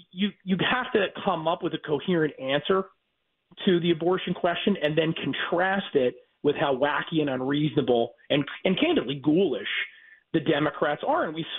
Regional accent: New Jersey, United States; my home state of New Jersey

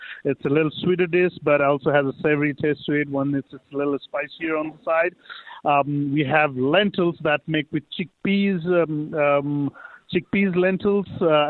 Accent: India; Yes, with the vegetables, you know, when you cook our veggie curries or anything, we have peas curry, you know, but not with our rice, you know.

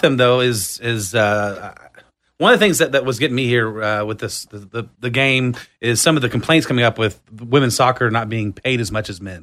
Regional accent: Austin, Texas, United States; I was born and raised in Austin

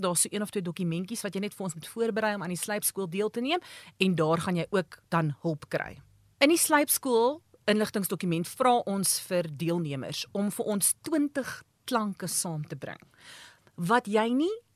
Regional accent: Standerton, Mpumalanga, South Africa; moved away as an adult; also born or lived in Pretoria; Maar ek kom van Mpumalanga af. Ek het groot geword op Standerton.

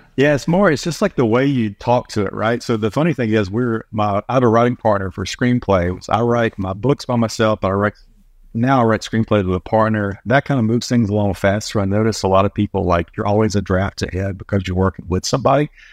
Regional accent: North Carolina, United States; moved away; also born or lived in Oregon / Los Angeles; I'm from North Carolina

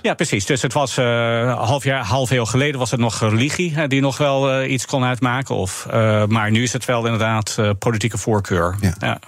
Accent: United States; Dutch is a second language; moved away as an adult; also born or lived in Orange City; now in Amersfoort, Netherlands; mijn betrokkenheid met mijn geboorteland

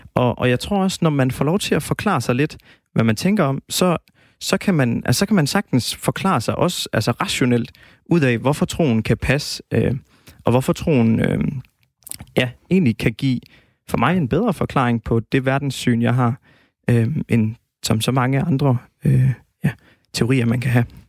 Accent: Denmark; vi danskere

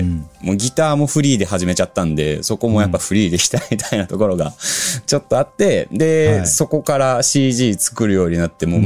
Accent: Osaka, Japan; also born or lived in United Kingdom; now in Tokyo, Japan; イギリス生まれ、大阪育ち

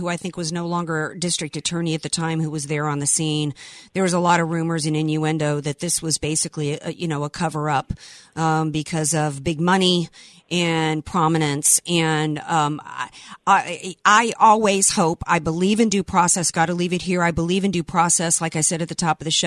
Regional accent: the South, United States; I am a Southerner.

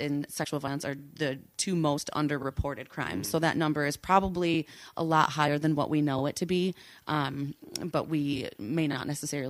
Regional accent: Holland, Michigan, United States; Well, this morning I drove here in my car. I am from Holland.

